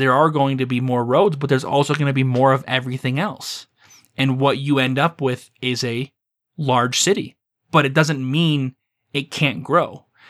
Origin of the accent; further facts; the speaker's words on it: St. George, Utah, United States; I spent a fair bit of time growing up in St. George, Utah, which is a relatively small community that's been growing on a regular basis over the last 30 years.